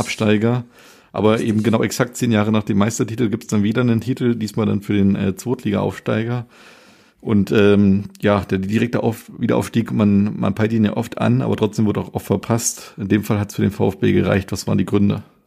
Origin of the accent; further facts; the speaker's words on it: Germany; also born or lived in America; wir als Deutsche